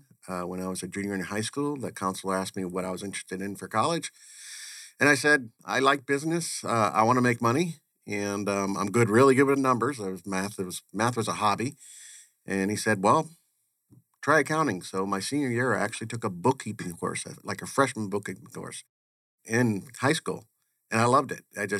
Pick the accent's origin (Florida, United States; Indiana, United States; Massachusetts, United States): Massachusetts, United States; Waltham; moved away as an adult; also born or lived in Connecticut; I actually grew up on the East Coast. I was born in Connecticut and spent my whole youth and went to school near Boston in Waltham, Massachusetts.